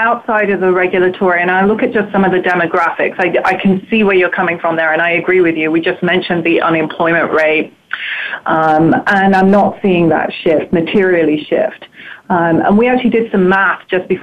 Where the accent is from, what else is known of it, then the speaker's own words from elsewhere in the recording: United Kingdom; moved away as an adult; now in United States; I'm clearly from Europe. I'm very British. I lived there for a good 30 years.